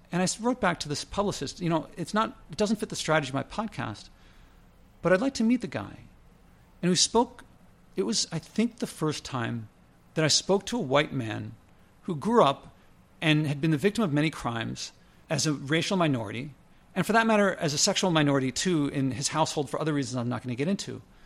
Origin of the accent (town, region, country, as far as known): United States